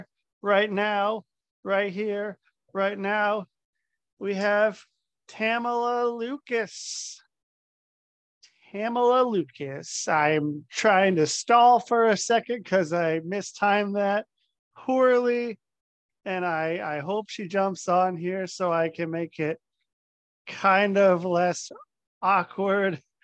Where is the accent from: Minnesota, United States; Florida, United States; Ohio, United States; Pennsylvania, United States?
Ohio, United States; Cincinnati; I was born in Ohio.